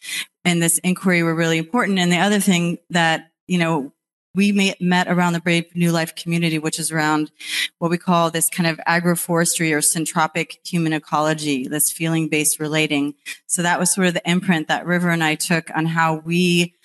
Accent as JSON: {"language": "English", "region": "East Coast", "country": "United States", "said": "I'm actually from the East Coast"}